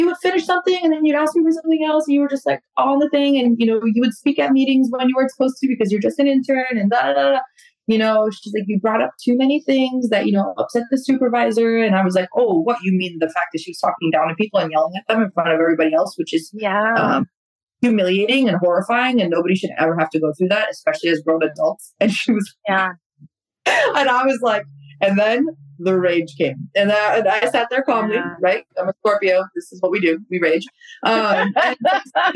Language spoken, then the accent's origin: English; Albania; moved away; I come from Albania, like in Europe